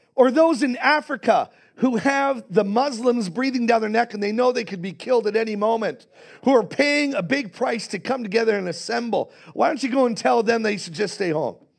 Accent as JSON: {"language": "English", "country": "Canada", "said": "I am, as a Canadian"}